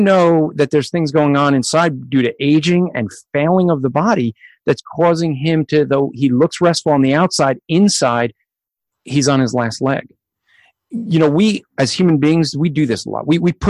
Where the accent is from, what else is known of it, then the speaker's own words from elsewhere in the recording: New Jersey, United States; I already said I was from Jersey.